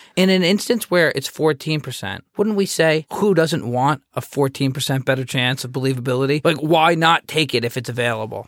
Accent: United States; I'm from the United States

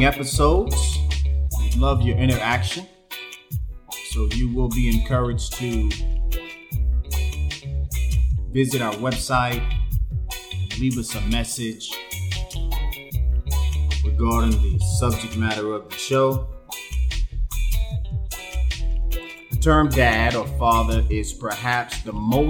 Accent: Jacksonville, Florida, United States; moved away as an adult; now in Panama; I am originally from Jacksonville, Florida

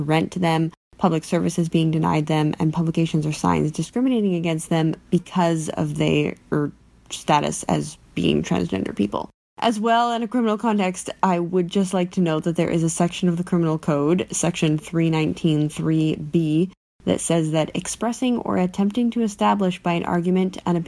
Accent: Canada; I'm a Canadian law student

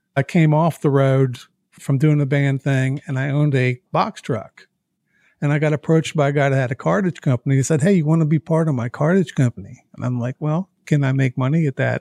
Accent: Baltimore, Maryland, United States; moved away; also born or lived in Nashville; I'm from Baltimore, Maryland

